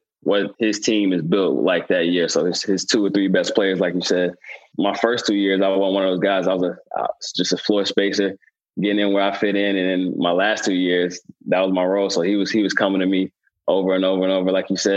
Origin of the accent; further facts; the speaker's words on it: Charlotte, North Carolina, United States; growing up in Charlotte, I had family members who love Carolina